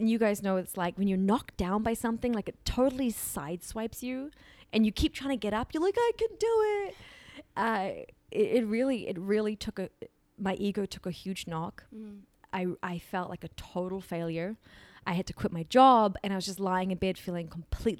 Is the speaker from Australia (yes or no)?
no; New Zealand; I grew up in New Zealand with, you know, amazing parents